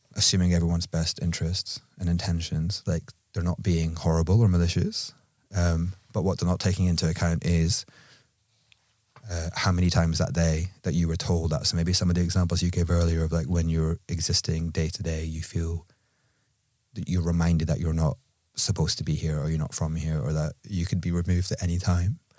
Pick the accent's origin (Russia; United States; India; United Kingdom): United Kingdom; Edinburgh, Scotland; accent: Edinburgh; moved away; my accent was just from Edinburgh